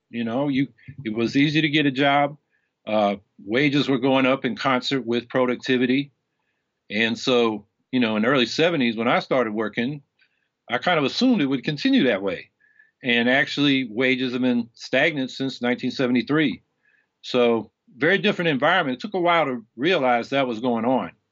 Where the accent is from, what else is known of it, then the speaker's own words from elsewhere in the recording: California, United States; now in Syracuse, United States; Originally from California.